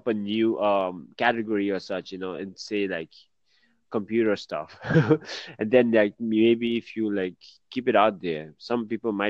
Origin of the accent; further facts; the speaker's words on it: Bangkok, Thailand; I'm from Bangkok.